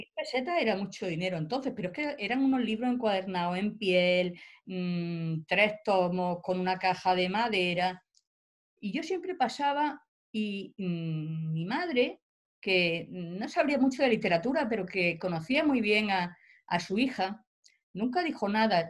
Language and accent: Spanish; Albox, Almería, Andalusia, Spain; now in Granada, Spain; Yo vengo de un pueblo de Almería, de Alboy. Yo ahora doy clase en Granada, pero mi el pueblo donde yo he vivido y he pasado mi infancia es un pueblo relativamente pequeño